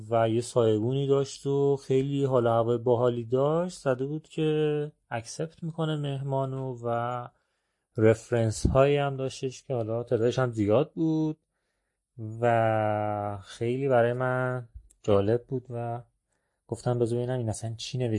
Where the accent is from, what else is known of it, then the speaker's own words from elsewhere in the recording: Iran; گفتم که نه والا من که اصلا چادر نیاوردم از ایران اومدم